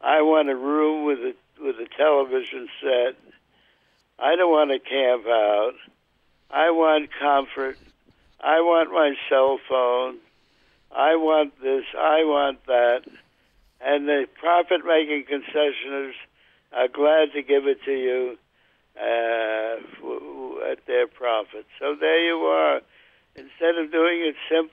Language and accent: English; New York City, New York, United States; now in Wisconsin, United States; I grew up in the borough of the Bronx